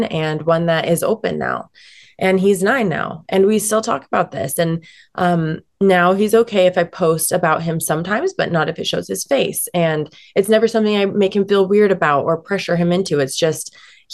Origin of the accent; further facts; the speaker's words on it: Salt Lake City, Utah, United States; I'm born and raised in Salt Lake City, Utah. And, it's home